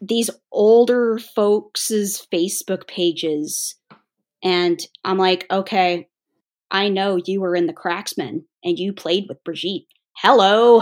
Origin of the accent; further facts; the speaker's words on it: United States; as an American who was born in the eighties